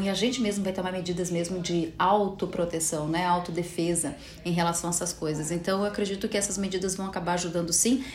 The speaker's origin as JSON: {"language": "Portuguese", "country": "Brazil", "said": "somos brasileiros"}